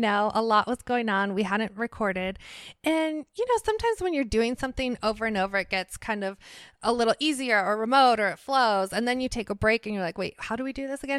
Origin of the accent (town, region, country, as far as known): Ohio, United States; born or raised there; also born or lived in Worcester, Massachusetts